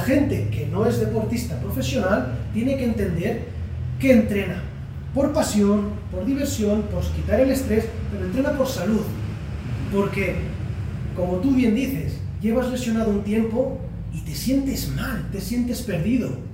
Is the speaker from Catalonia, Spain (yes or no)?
yes; Barcelona, Catalonia, Spain; vengo de Barcelona